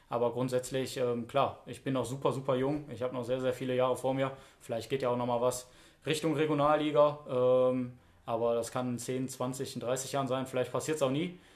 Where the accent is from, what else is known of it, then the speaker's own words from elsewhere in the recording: Duisburg, North Rhine-Westphalia, Germany; ich bin ja gebürtiger Duisburger